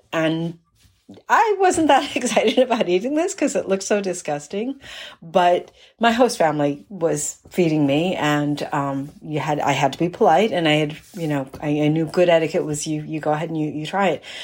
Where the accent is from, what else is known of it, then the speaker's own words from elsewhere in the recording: East Coast, United States; growing up on the East Coast, persimmons were not a fruit that we ate in my family.